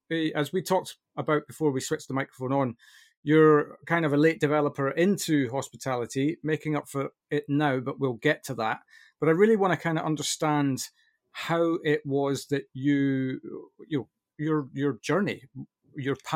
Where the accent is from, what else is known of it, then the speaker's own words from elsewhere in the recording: United Kingdom; I can't, I, honestly, I'm so British, it's unbelievable.